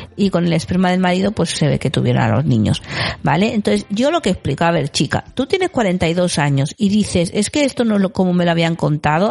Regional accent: Galicia, Spain; yo en mi pueblo en Galicia

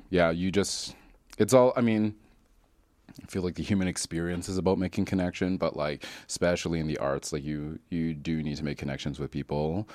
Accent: Calgary, Alberta, Canada; I grew up in Calgary

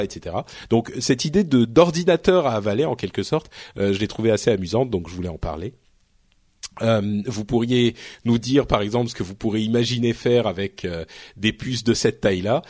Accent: France; je parle français, hein, je suis français, je viens d'ici

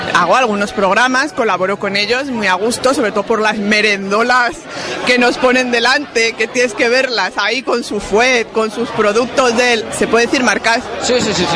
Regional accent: Basque Country, Spain; Yo soy vasco

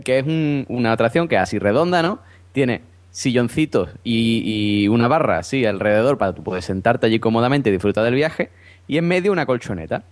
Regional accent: Cádiz, Andalusia, Spain; yo soy de Cádiz, en Cádiz no hay feria, o sea, en Cádiz capital no hay feria

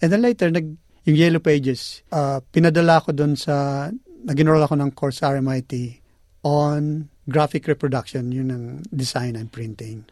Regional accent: Bicol Region, Philippines; moved away as an adult; now in Australia; tubong Bicol. Dumating ako dito noong 1990.

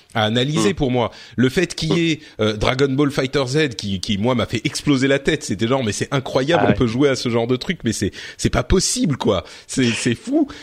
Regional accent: France; on est français

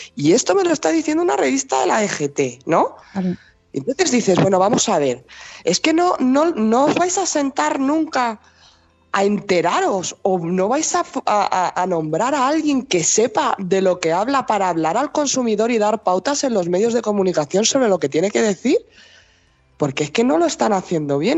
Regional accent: Spain; yo soy española

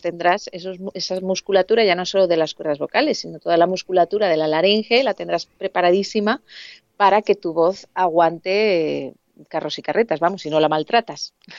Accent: Alicante, Valencian Community, Spain; moved away as an adult; now in Madrid, Spain

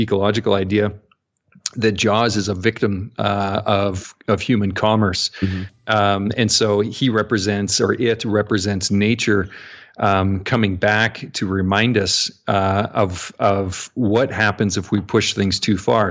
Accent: Canada; I'm a Canadian

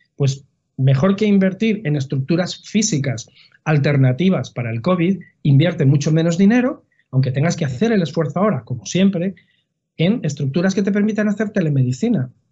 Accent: Madrid, Community of Madrid, Spain; soy de Madrid

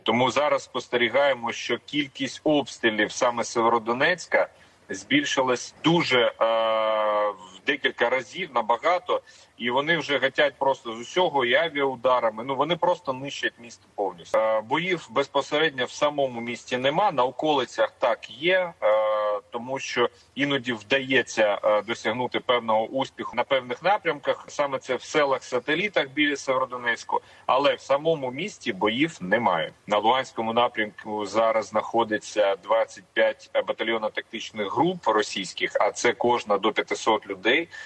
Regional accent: Donetsk Oblast, Ukraine; я з Донеччини

